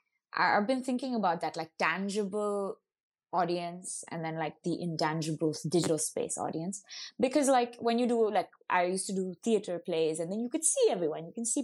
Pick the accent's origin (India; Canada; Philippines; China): India; Auroville, Tamil Nadu; So I think like growing up in Auroville, it was a lot about trying things out as well.